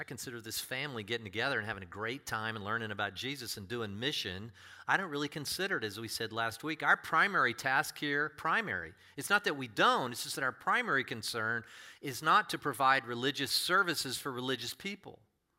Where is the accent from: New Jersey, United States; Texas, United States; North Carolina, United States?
Texas, United States; also born or lived in Denver, Colorado / Nebraska / Kansas; I was born in Denver, Colorado, actually, and then we went around, and I did a little Nebraska and Kansas, did a lot of Midwest when I was a little kid, and then Texas, different places in Texas.